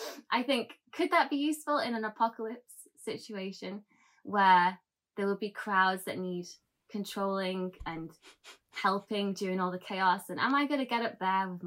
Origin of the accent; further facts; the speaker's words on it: United Kingdom; I'm British